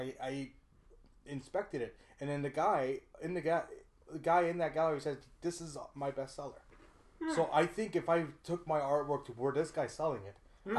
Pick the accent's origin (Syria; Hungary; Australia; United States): Hungary; now in Canada; I am from Hungary, people.